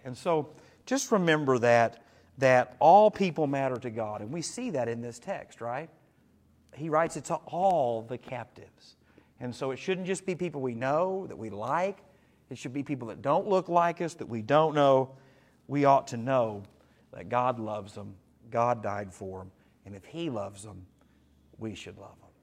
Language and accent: English; Dahlgren, United States; I grew up in Dahlgren